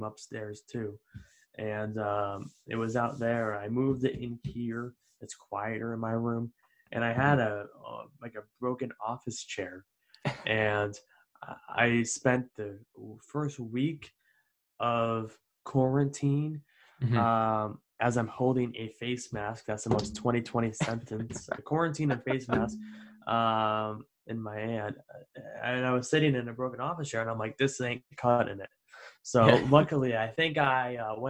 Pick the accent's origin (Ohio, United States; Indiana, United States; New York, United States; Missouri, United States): New York, United States; Albany; moved away as an adult; also born or lived in Dean College, Massachusetts; upstate New York, Albany, New York